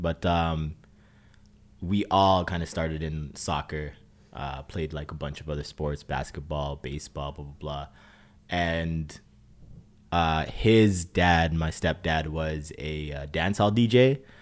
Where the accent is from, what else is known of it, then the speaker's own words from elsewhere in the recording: Brampton, Ontario, Canada; now in Toronto, Canada; growing up in Brampton was, uh, this was different.